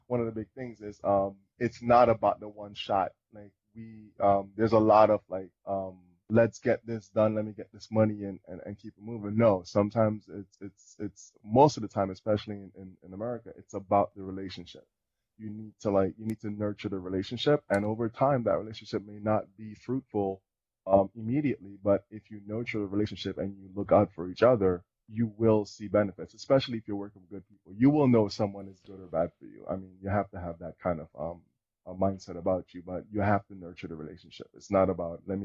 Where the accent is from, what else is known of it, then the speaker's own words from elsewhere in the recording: Dominica; moved away; I'm from Dominica. So coming from a smaller island, it was kind of like everybody already knew me, and I already knew everybody.